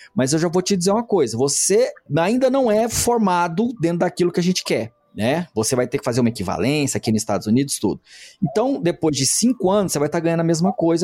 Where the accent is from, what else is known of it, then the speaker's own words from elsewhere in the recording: Goiânia, Goiás, Brazil; accent: goiano; moved away as an adult; also born or lived in Cruzeiro, São Paulo / Europe / Campinas; now in São Paulo, Brazil; vocês devem ter percebido pelo meu sotaque, pelos meus exemplos, pela minha maneira de, de enxergar a vida, eu sou praticamente goiano